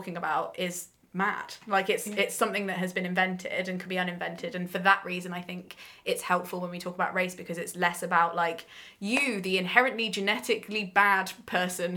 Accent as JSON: {"language": "English", "town": "Coventry", "region": "West Midlands", "country": "United Kingdom", "tie": "born or raised there", "said": "I grew up in Coventry"}